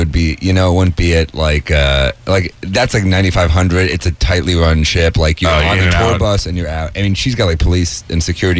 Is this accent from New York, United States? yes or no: yes; New York City, New York, United States; I grew up in New York City.